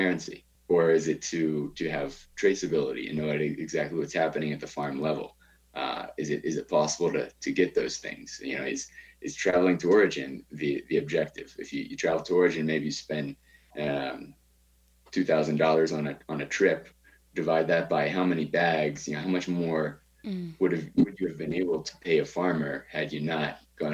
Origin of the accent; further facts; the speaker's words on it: Baltimore, Maryland, United States; moved away as an adult; now in Bogota, Colombia; I grew up in Baltimore.